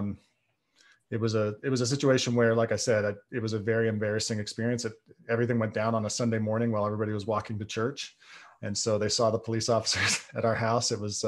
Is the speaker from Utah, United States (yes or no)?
yes; Salt Lake City, Utah, United States; born there; So I was born in Salt Lake City, Utah, into a Mormon family.